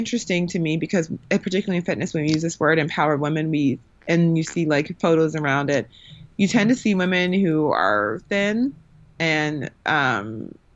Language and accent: English; Milwaukee, Wisconsin, United States; I grew up in the Midwest where it's not really like that. So I grew up, I'm from Milwaukee